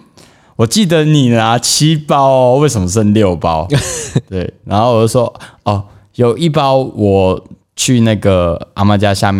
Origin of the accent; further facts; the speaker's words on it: Taiwan; 然后我说：“嘿，我台湾人，我要讲一下不太认凳的台语这样子